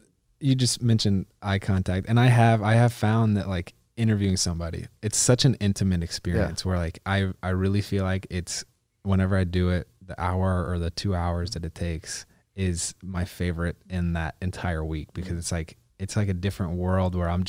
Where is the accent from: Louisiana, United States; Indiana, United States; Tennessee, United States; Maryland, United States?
Indiana, United States; I love those stories because I'm from Indiana myself.